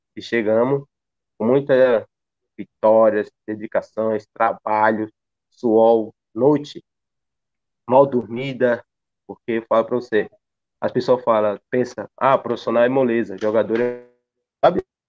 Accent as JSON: {"language": "Portuguese", "town": "Japaratuba", "region": "Sergipe", "country": "Brazil", "tie": "born or raised there", "also_born_or_lived": "São Paulo / Albania", "moved": "yes", "said": "a minha cidade, Japaratuba, está sendo muito representada, bem representada comigo, com meus amigos, com o meu interior, que é o povoado dos Foges. Agradeço a todos aqui do meu interior, onde eu vivi, onde fui criado"}